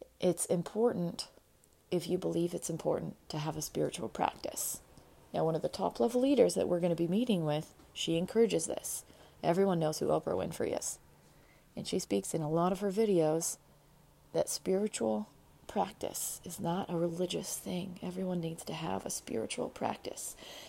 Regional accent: United States; I'm an American citizen

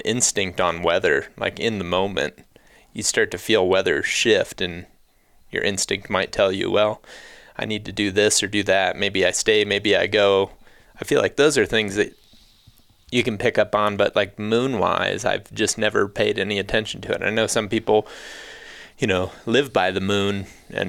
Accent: Ohio, United States; also born or lived in Iowa; now in Colorado, United States; I grew up in Ohio, then I lived in Iowa, now I live in Colorado

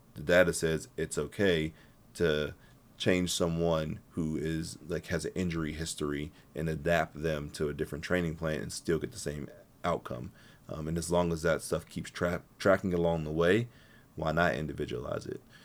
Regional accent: Pittsburgh, Pennsylvania, United States; I'm from Pittsburgh

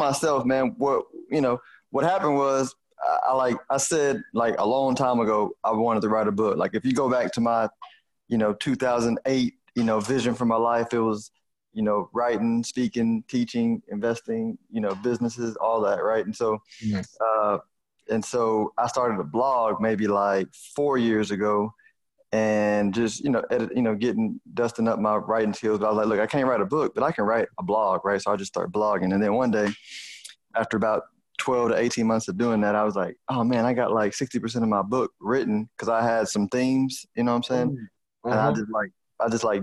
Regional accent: Houston, Texas, United States; accent: Houston; my Houston accent

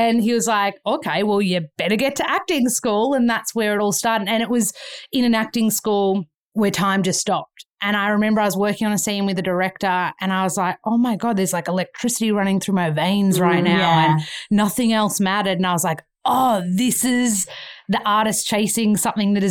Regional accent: Australia; moved away as an adult; now in Los Angeles, United States; I'm from Australia

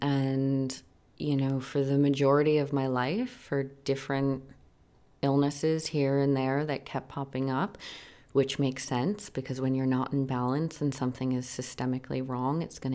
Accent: New York City, New York, United States; now in Los Angeles, United States; I'm from Manhattan.

